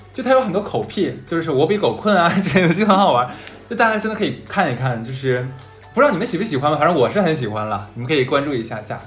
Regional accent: Northeast China, China; accent: Northeastern dialect (东北话); now in Shanghai, China; 我们东北话叫个梗

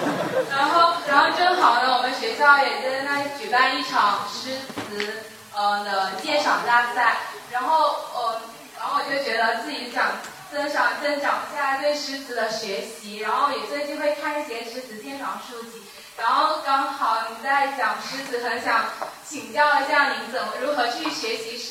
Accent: Luogang District, Guangdong, China; 我看到潘明老师好，我是一名来自呃罗岗区的一个。学一个高二学生

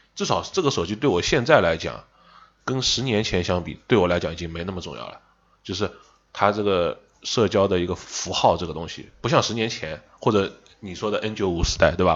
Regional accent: Shanghai, China; accent: Shanghainese; 我们上海话当老傻根儿

